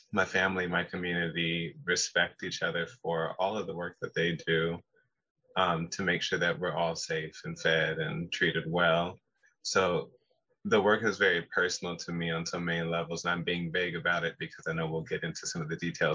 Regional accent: Pacific Northwest, Seattle to Spanaway, Washington, United States; I am born and raised in the Pacific Northwest

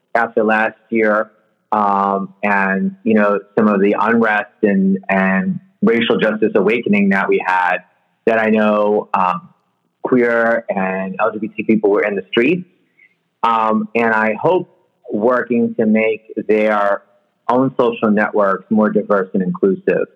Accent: New York City, New York, United States; now in Oakland, United States; I grew up in New York City

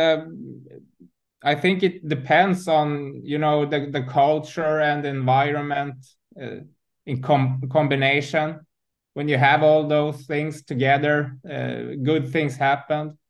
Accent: Huddinge, Stockholm County, Sweden; I'm from Stockholm, born and raised in in um, Stockholm, uh, in Huddinge, uh, in the south southern part of um, Stockholm

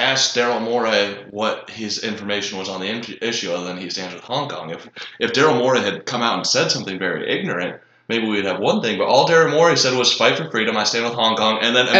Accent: Akron, Ohio, United States; I'm from Akron, Ohio

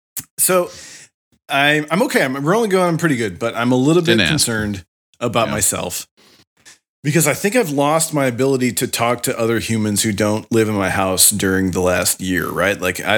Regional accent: Ankeny, Iowa, United States; now in Oakland, United States; I grew up in Iowa

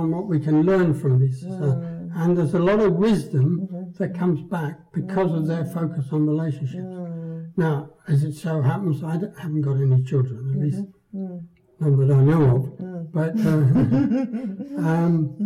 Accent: Guernsey; I was born in Guernsey during the German occupation

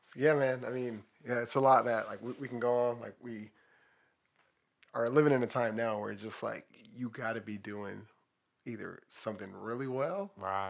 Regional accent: Los Angeles, California, United States; I grew up in Watts

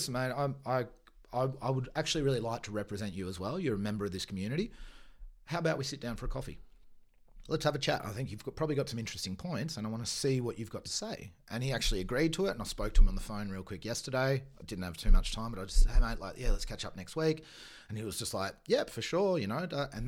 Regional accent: Bayonne, Nouvelle-Aquitaine, France; born there; Yeah, so I was born in Bayonne, which is part of the Basque country.

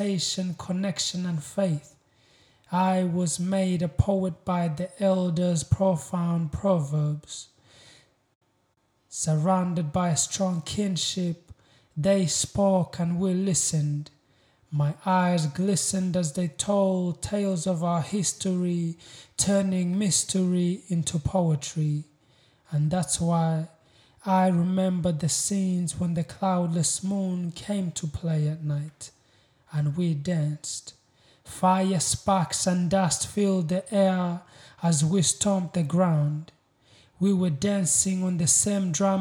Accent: Uganda; also born or lived in Congo / Rwanda; now in Newcastle, Australia; I was born in Congo. I grew up in Uganda, and my family originally comes from Rwanda.

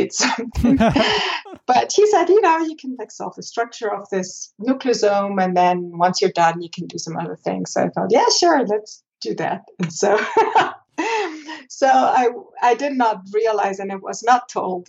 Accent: Vorarlberg, Austria; moved away as an adult; also born or lived in Innsbruck, Austria / Basel, Switzerland / Zurich, Switzerland; now in Boulder, United States; I grew up in Vorarlberg

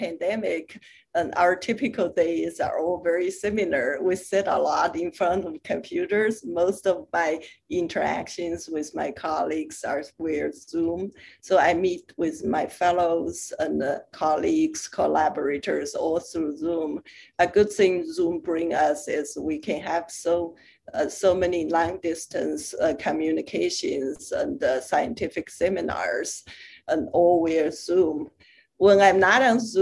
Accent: China; moved away as an adult; also born or lived in Europe; now in United States; I was born and raised in China, and I went to medical school in China, and from there went to graduate school in Europe, and then postdoc in the US and stayed since then.

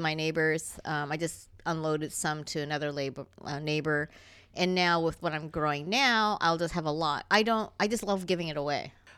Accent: Toronto, Ontario, Canada; Toron-, that's where I grew up

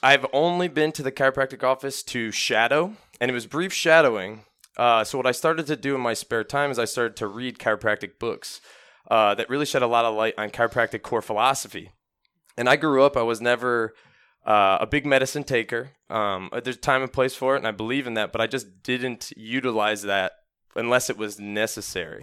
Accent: Parma, Ohio, United States; I grew up in Parma, Ohio

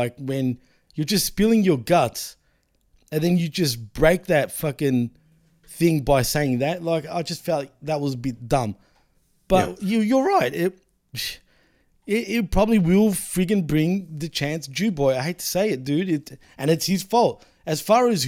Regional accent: Australia; My nationality is Australian, but I'm of Greek race

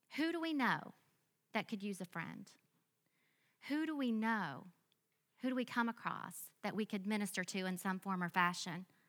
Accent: Biloxi, Mississippi, United States; I grew up in a small, sweet church in Biloxi, Mississippi.

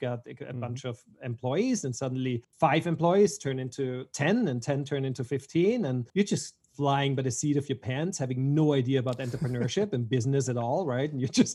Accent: Vienna, Austria; moved away as an adult; also born or lived in Switzerland / Los Angeles; I was born in Vienna, Austria, and I've been there until I was about 19

